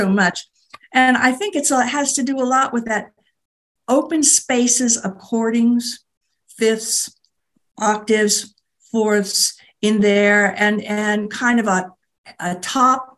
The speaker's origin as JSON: {"language": "English", "region": "Appalachian Mountains in Pennsylvania", "country": "United States", "tie": "born or raised there", "also_born_or_lived": "Palouse, Washington / Missouri", "moved": "yes", "lives_now": "Southwest, United States", "said": "I grew up in the Appalachian Mountains in Pennsylvania, with the nearest town 6 miles away."}